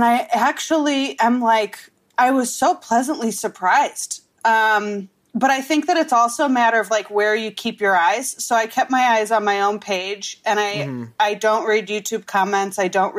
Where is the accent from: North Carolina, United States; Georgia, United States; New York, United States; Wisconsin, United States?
Wisconsin, United States; now in Los Angeles, United States; But I'm from Wisconsin